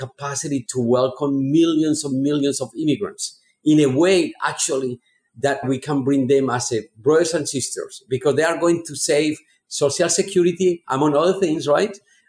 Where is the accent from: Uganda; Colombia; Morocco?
Colombia; moved away as an adult; now in United States; I'm originally from Colombia, South America, arriving to this country back to 30 years ago.